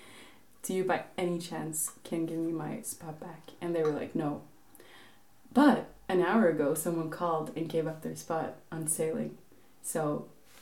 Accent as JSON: {"language": "English", "region": "Oslo", "country": "Norway", "also_born_or_lived": "Bergen", "said": "I'm from Oslo, the capital of Norway."}